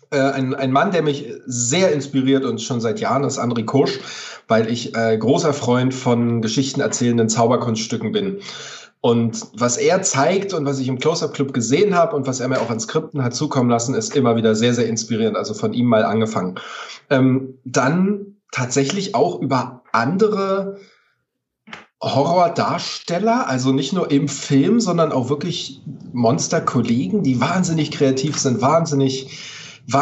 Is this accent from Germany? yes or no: yes; Potsdam, Brandenburg, Germany; meine Heimat, alles was mit, mit, mit Heimat und, und Kindheitserinnerungen und Flashbacks und Zurückblicken äh, hat, inspiriert mich. Spaziergänge durch Potsdam, ähm, alte Bücher lesen, alte Filme gucken. Kommt, kommt, kommt man, wenn man in Brandenburg aufwächst, automatisch auf